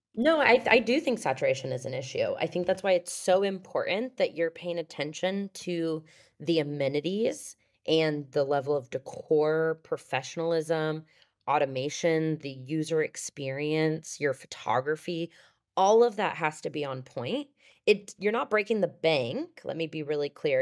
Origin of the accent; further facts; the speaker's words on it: Overland Park, Kansas, United States; moved away; also born or lived in Denver; I grew up in Overland Park, Kansas